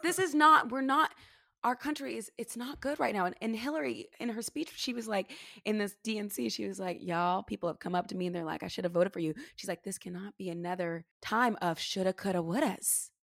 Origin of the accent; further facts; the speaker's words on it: California, United States; moved away as an adult; also born or lived in New York City; I grew up here in California